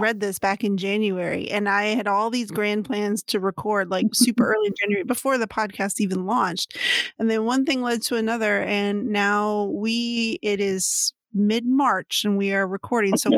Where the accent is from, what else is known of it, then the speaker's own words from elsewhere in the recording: San Antonio, Texas, United States; moved away as an adult; now in New England, United States; my sister is still in Texas and our hometown of San Antonio